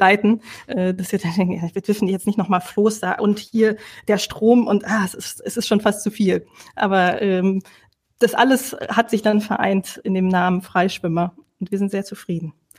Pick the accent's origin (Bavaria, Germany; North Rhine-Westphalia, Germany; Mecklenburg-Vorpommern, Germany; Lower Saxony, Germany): Lower Saxony, Germany; also born or lived in Netherlands; now in Rhineland, Germany; eigentlich gebürtige Niedersächsin